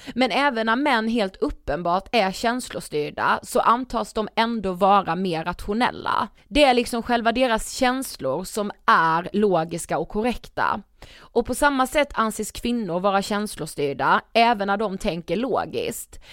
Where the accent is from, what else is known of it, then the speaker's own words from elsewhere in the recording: Karlshamn, Blekinge, Sweden; moved away; jag var hemma i Karlshamn